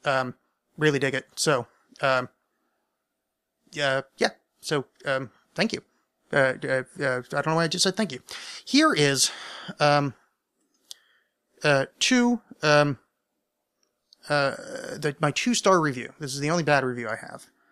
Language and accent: English; near the Burned-over District, New York, United States; I grew up sort of near the Bernova District, but it was super, I was super salvaged. That's in New York State